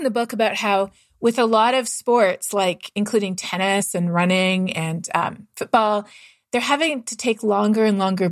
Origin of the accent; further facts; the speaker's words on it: Toronto, Ontario, Canada; moved away; I'm from Canada myself. And I grew up running through the woods of Southern Ontario